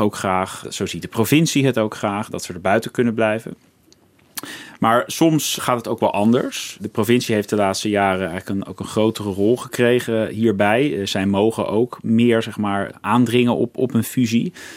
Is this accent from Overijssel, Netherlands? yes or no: no; Krimpen aan de Lek, South Holland, Netherlands; ik ben eigenlijk opgegroeid in het dorp Krimpen aan de Lek.